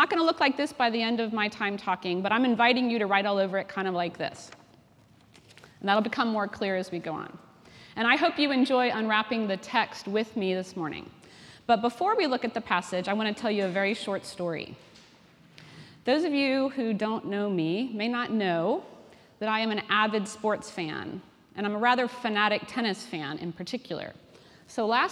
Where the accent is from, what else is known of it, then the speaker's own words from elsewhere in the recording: Washington, District of Columbia, United States; moved away as an adult; now in Cambridge, United Kingdom; I'm originally from Washington, D.C.